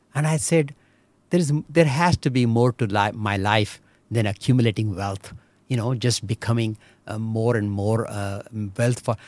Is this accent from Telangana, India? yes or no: no; Belagavi, Karnataka, India; English is a second language; moved away as an adult; also born or lived in Chikodi, India / Mumbai, India; now in Michigan, United States; we stayed around Belgaum for huh. my 18 years of my life.